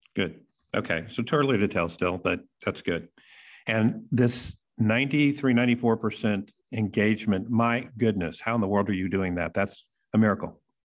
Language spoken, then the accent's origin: English; Texas, United States; I'm from Texas